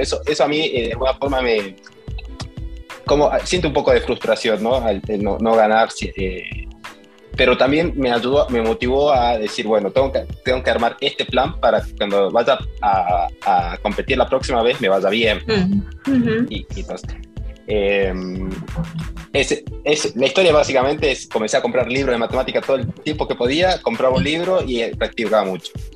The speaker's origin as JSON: {"language": "Spanish", "region": "Salta", "country": "Argentina", "tie": "born or raised there", "also_born_or_lived": "Bariloche", "moved": "as an adult", "lives_now": "New York, United States", "said": "soy salteño, nací en Salta y crecí en Salta. Viví hasta ahí, hasta los 20 años"}